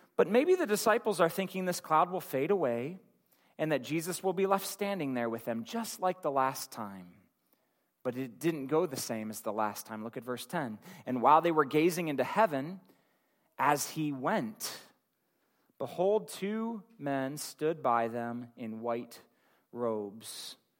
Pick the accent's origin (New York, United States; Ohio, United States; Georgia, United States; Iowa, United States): Ohio, United States; Akron; my hometown in Akron